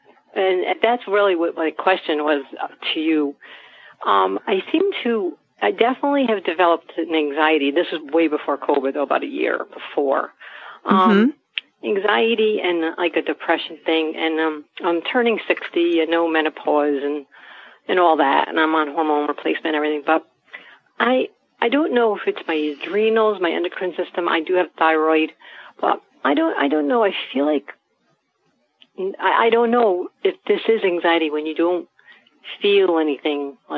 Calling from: New York, United States; I am from New York, near the Westchester area

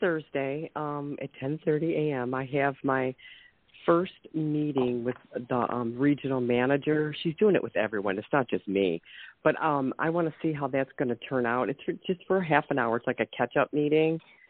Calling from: Ohio, United States

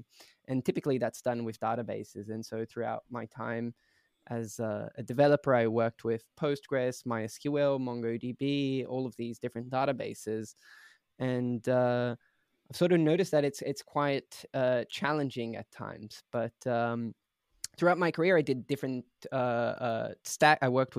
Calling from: Berlin, Germany; So I'm joining from Berlin, Germany, where Prisma originally started.

